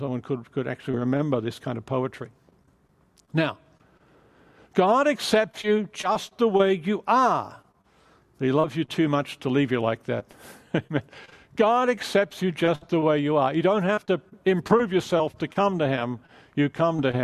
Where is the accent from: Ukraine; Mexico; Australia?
Australia; moved away as an adult; also born or lived in England / London; now in California, United States; I'm Australian